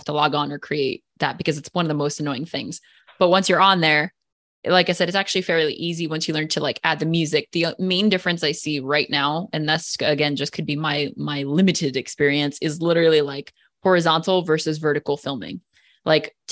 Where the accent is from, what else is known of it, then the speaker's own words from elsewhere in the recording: New Jersey, United States; moved away as an adult; now in Hawaii, United States; I'm actually from New Jersey